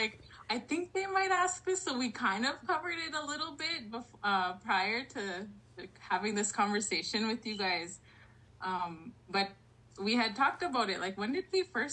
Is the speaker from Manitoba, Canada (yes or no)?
yes; Long Plain First Nation, Manitoba, Canada; I'm from the Long Plain First Nation out of Manitoba, as well as the Niganit Cree Nation here in Southwest Saskatchewan.